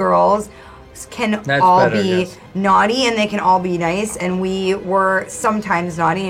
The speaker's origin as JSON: {"language": "English", "region": "New York", "country": "United States", "said": "I'm from New York"}